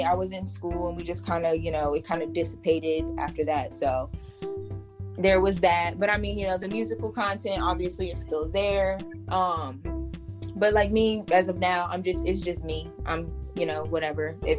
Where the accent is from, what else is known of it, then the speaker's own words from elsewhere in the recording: Virginia Beach, Virginia, United States; also born or lived in Norfolk, Virginia; I was born in Norfolk, raised in Virginia Beach